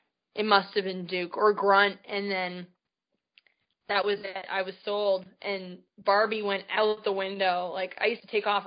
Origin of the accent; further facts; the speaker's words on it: Canada; I grew up in Canada. I was born and raised up there